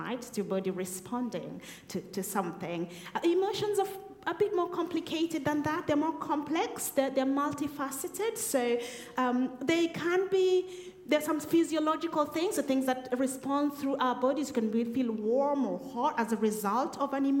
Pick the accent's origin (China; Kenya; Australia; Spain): Kenya; moved away as an adult; now in Woking, United Kingdom; I was in Kenya, so that's where we're both from. That's the place we call home